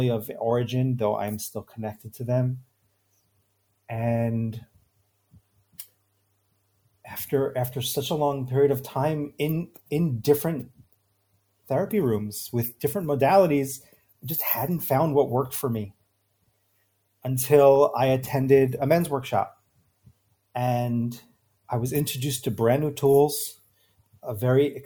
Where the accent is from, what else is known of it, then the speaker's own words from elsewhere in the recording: New York, United States; now in Israel; I grew up in New York. I live now in Israel